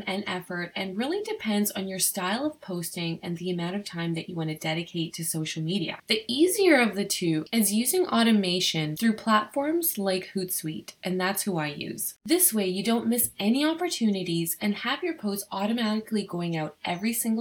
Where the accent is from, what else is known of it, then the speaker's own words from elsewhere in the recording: Ottawa, Ontario, Canada; I'm from Ottawa